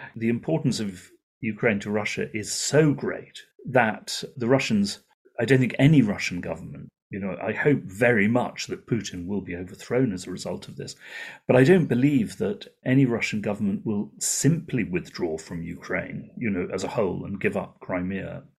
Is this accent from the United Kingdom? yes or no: yes; United Kingdom; as a British journalist